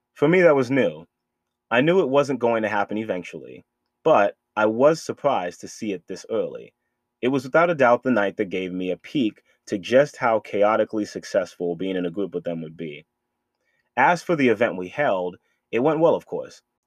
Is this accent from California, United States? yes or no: no; Boston, Massachusetts, United States; moved away; my hometown of Boston, Massachusetts